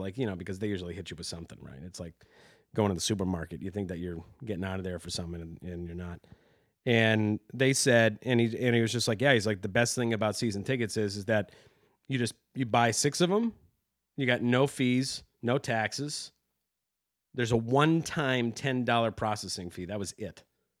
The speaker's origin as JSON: {"language": "English", "region": "New England", "country": "United States", "tie": "born or raised there", "said": "Growing up in New England, like..."}